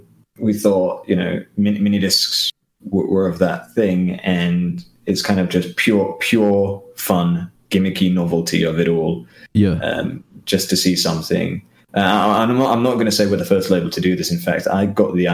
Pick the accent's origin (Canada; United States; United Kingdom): United Kingdom; England; moved away as an adult; now in Luxembourg; all of us coming from England